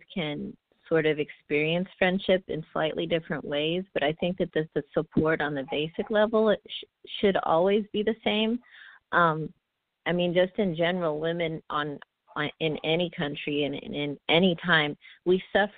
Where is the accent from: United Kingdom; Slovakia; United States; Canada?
United States; Oakland, California; I was born and raised in the Bay Area, specifically I'm from Oakland